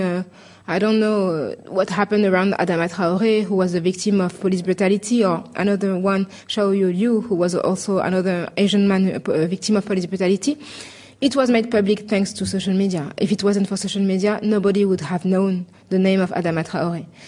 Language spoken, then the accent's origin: English; Paris, Île-de-France, France; I said that I was French and I was from Paris